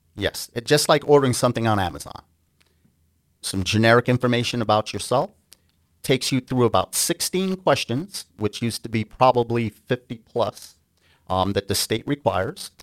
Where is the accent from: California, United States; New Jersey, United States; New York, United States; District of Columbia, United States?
New York, United States; also born or lived in Grenada; I immigrated to the United States from a small island in the Caribbean, the island of Grenada, um, at a young age, about ten, and I grew up on the East Coast in New York